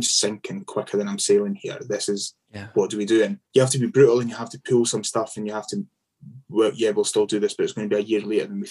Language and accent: English; Scotland, United Kingdom; as Scottish people